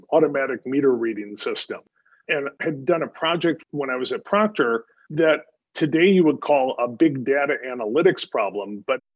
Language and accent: English; Wisconsin, United States; moved away as an adult; I was born and raised in Wisconsin